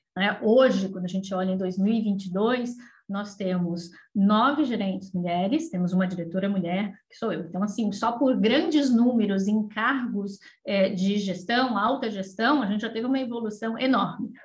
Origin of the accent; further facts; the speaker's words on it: São Paulo, Brazil; moved away as an adult; now in Florianópolis, Brazil; sou de São Paulo, morava em São Paulo nessa época